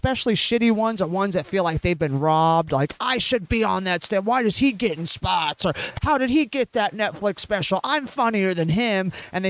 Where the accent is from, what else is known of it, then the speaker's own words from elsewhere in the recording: Bay Area, California, United States; because I grew up in the Bay Area.